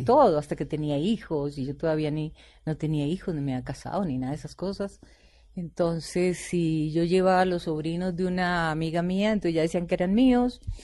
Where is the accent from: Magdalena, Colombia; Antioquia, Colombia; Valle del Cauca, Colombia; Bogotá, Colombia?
Bogotá, Colombia; Yo soy bogotana pura